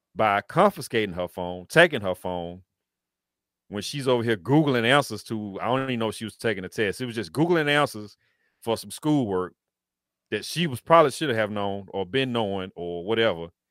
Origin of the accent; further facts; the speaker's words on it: Tennessee, United States; Antioch, Tennessee, which is my home state